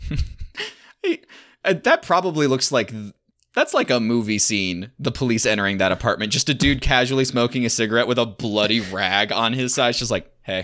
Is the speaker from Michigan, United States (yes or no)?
yes; Michigan, United States; I'm from Michigan